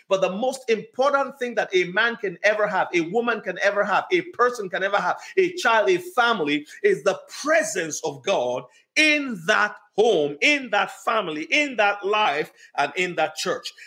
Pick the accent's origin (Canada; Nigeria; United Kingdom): Nigeria; moved away; I grew up in Nigeria